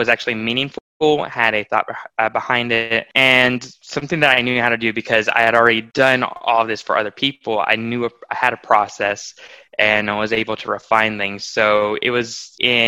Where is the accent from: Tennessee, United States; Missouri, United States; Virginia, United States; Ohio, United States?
Tennessee, United States; Nashville; moved away as an adult; now in Arkansas, United States; We're from Nashville, Tennessee